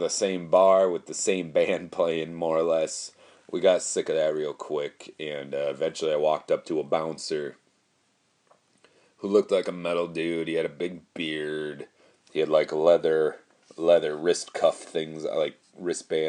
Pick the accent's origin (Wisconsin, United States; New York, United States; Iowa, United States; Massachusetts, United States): Wisconsin, United States; Madison; accent: Wisconsin; Of course I sound like from Wisconsin